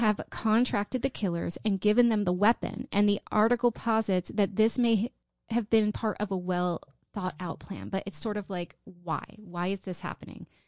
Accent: Pittsburgh, Pennsylvania, United States; I grew up in Pittsburgh

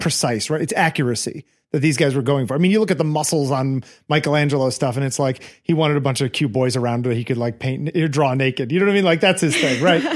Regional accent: Connecticut, United States; I grew up in Connecticut

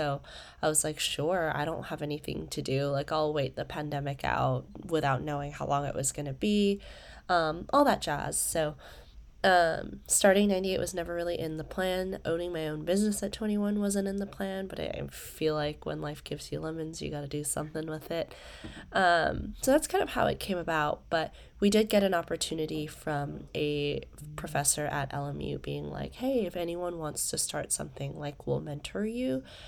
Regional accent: Malaysia; I live in Malaysia for the most part. I'm originally from Malaysia, but fun fact about me is I've grown up around the world. I've lived in 4 countries and like 6-7 cities now.

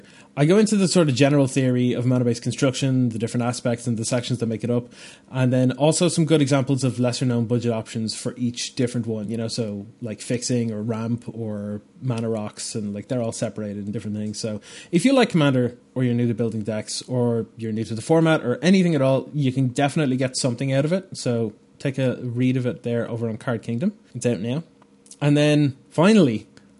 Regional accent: Bray, Leinster, Ireland; Bray is the name of the town that I grew up in Ireland here

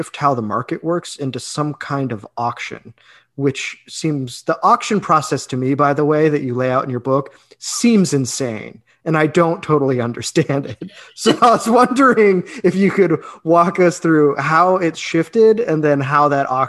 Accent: Illinois, United States; I grew up in Illinois in a town that was particularly obsessed with Thomas Edison. My elementary school was named after him.

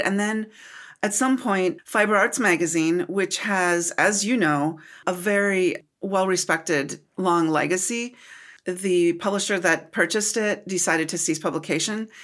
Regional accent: United States; also born or lived in Minnesota; I'm from Wisconsin and Minnesota.

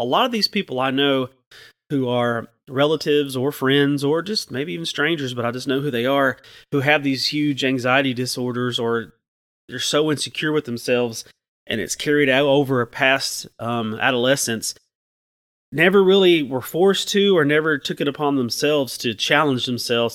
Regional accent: Chattanooga, Tennessee, United States; I'm from Chattanooga, and I grew up in the shadow of, um, a Sequoia nuclear plant

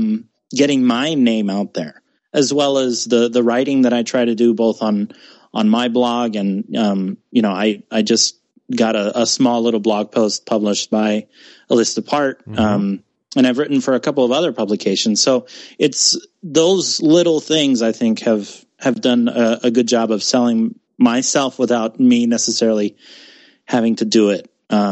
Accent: San Diego, California, United States; moved away; I'm not from the Midwest. I was born and raised in California. I barely moved here.

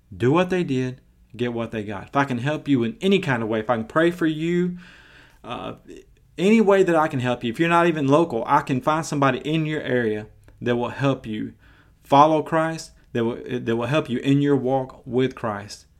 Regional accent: Maryville, Tennessee, United States; I've been to some of the biggest churches in my hometown of Maryville, Tennessee

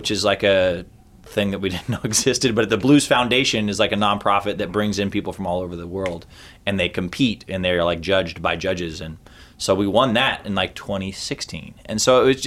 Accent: Oregon, United States; growing up in Oregon in the 90s

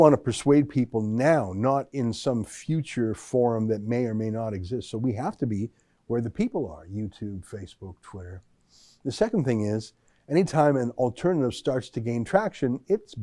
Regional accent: Canada; as a Canadian

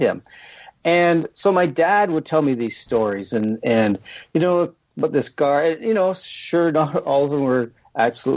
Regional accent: London, Ontario, Canada; I grew up in London, Ontario, in southern Ontario.

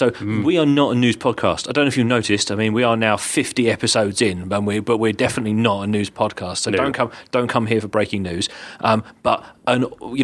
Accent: United Kingdom; as a Brit

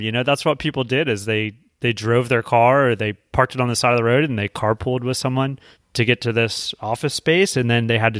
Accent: D.C., District of Columbia, United States; So I grew up outside of Washington, D.C., a suburb.

